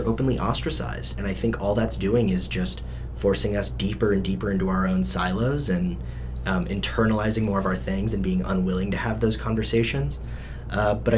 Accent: Littleton, Colorado, United States; I grew up in Littleton, and so it's a very conservative part of the Denver metro area.

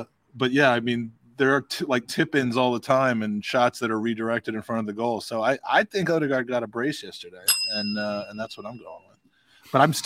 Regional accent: United States; I'm an American

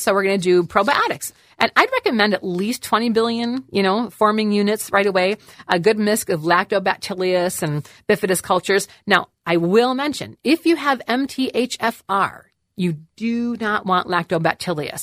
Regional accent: Wisconsin, United States; I'm actually from Wisconsin

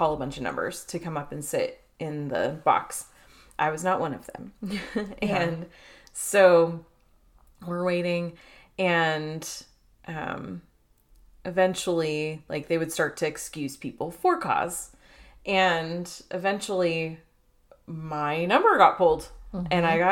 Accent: Chino Hills, California, United States; I grew up in Chino, California. Well, Chino Hills, California, which is attached to Chino, California

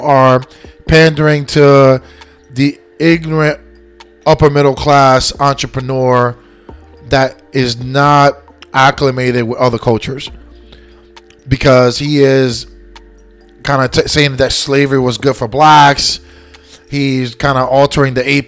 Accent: Lakeland, Florida, United States; also born or lived in New York, New York / Puerto Rico (ancestry); I was born and raised here. Florida is my state. Lakeland is my hometown

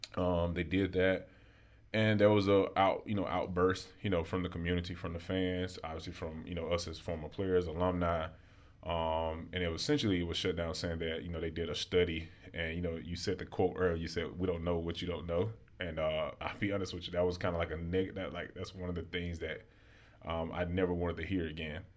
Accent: Alexander City, Alabama, United States; moved away as an adult; now in Baltimore, United States; as a young black male growing up in Alabama

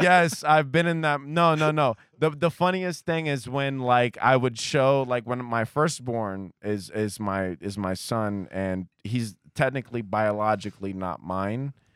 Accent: Columbus, Ohio, United States; also born or lived in Kentucky; I grew up, uh, uh, a, on, basically it was on Ohio State campus

